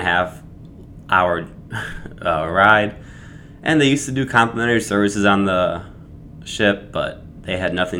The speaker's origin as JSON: {"language": "English", "town": "Chicago", "region": "Illinois", "country": "United States", "tie": "born or raised there", "said": "growing up in Chicago"}